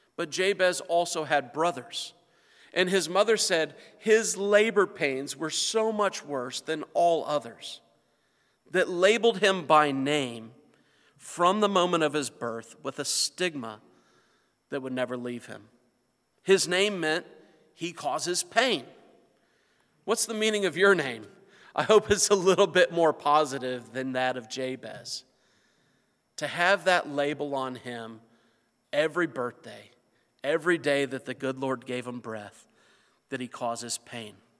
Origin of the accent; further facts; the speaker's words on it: north central Indiana, United States; moved away; my hometown, where I come from, where my family still lives, is in north central Indiana.